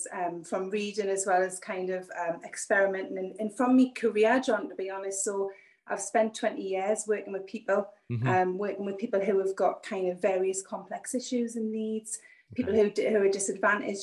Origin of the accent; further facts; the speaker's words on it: Newcastle upon Tyne, North East England, United Kingdom; I'm from Northeast England, a little place called Newcastle, which is about an hour and a half's drive from the border of Scotland